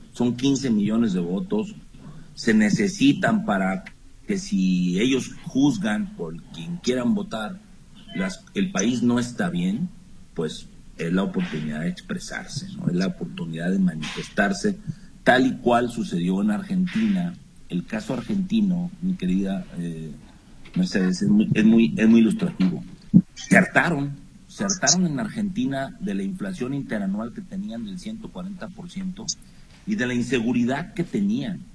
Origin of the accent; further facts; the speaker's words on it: Chihuahua, Mexico; moved away; Yo soy norteño, chihuahuense, y allá les decíamos a, estas palabras, hasta a estas malas palabras les decíamos malas razones